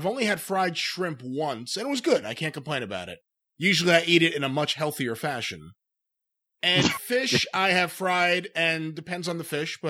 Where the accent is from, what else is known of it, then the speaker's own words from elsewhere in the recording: New York, United States; I am a New Yorker. I know my pizza. I grew up surrounded by the best pizza in the world.